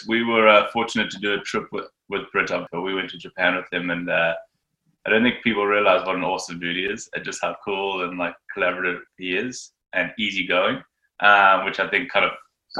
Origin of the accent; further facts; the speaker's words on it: South Africa; growing up in Zabrica, we were kind of taught to surf a certain way.